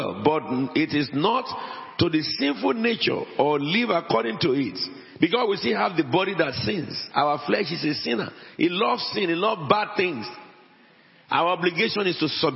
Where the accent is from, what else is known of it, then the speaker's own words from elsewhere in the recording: Abeokuta, Ogun State, Nigeria; moved away; also born or lived in Wales; I am an Egba man. I came from Abeokuta before I'm a Welshman.